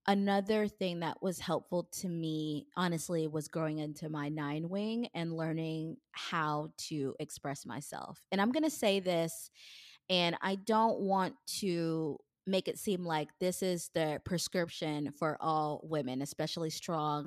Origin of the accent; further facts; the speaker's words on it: Kenya; I'm a Kenyan, and Kenyan women are really not supposed to express anger